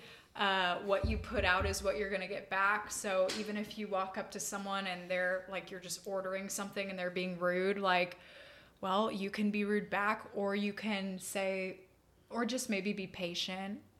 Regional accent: Austin, Texas, United States; also born or lived in Dripping Springs, Texas / Colorado; we moved from Austin ISD to Dripping Springs ISD

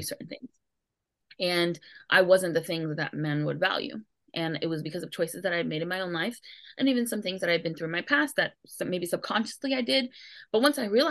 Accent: New York City, New York, United States; I grew up in New York City

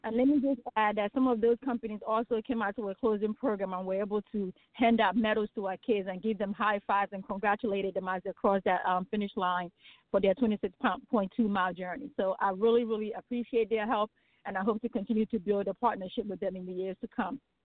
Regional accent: Nigeria; also born or lived in Wilmington, Delaware; now in United States; I am originally from Nigeria. that is my homeland.

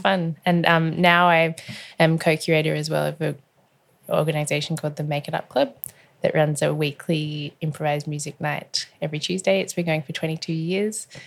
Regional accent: Melbourne, Victoria, Australia; I was born in Carlton in Melbourne, and I haven't moved very far, actually. I've travelled the world widely, but, um, I've only ever lived in Melbourne.

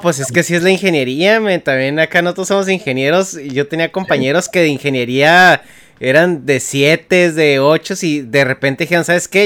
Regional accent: Chihuahua, Mexico; born or raised there; moved away as an adult; now in United States

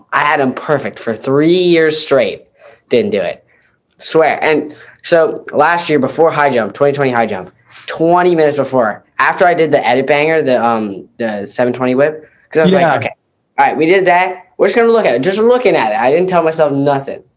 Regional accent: Pennsylvania, United States; I am living in the boring / exciting state of Pennsylvania.

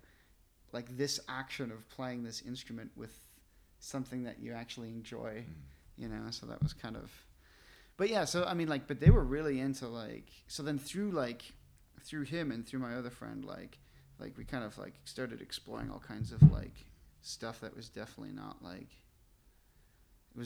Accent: Sheboygan, Wisconsin, United States; also born or lived in Japan; I grew up in Sheboygan

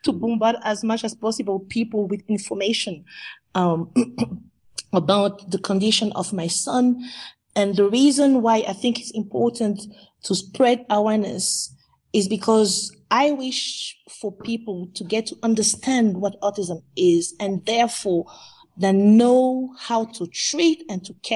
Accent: Central African Republic; also born or lived in Kenya; now in Dubai, United Arab Emirates; we are originally from the Central African Republic, and currently we live in Dubai

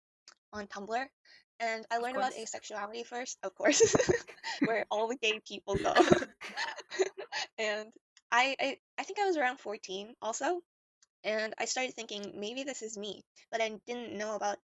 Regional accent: Thailand; I'm also from Thailand. I went to high school with Boa.

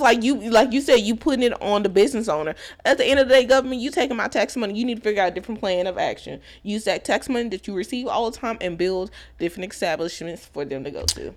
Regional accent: Texas, United States; I'm from Texas, born and raised from Texas.

